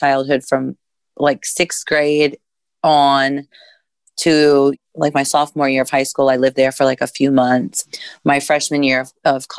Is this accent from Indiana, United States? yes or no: yes; Indiana, United States; I'm from Indiana